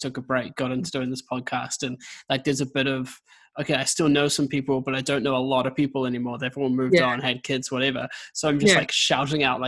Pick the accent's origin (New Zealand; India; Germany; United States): New Zealand; accent: Kiwi; now in Scotland; I'm a Kiwi, if the accent didn't give it away.